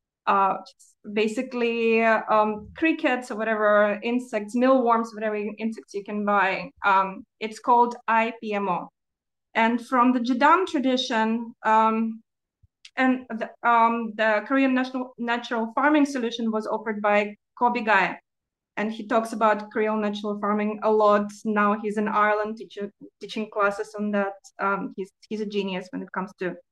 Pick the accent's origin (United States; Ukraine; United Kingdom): Ukraine; moved away; I'm originally from Ukraine and I'm an expat